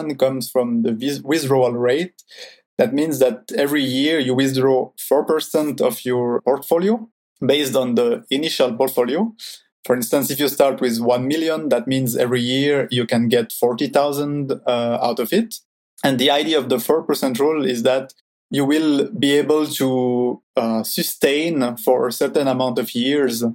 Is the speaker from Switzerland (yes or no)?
yes; Switzerland; I'm from Switzerland. I've lived my whole life there in Switzerland.